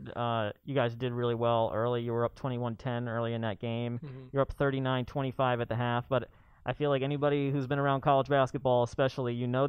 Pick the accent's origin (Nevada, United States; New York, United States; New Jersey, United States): New York, United States; Poughkeepsie; moved away; I grew up near Poughkeepsie.